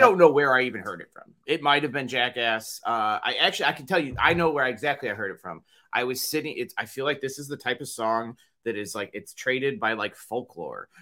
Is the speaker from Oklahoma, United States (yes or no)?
no; Chicago, Illinois, United States; we're very Chicago, we're, we're from Chicago